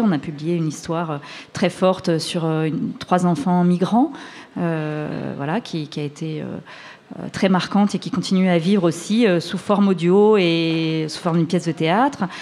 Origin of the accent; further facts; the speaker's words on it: France; chez nous en France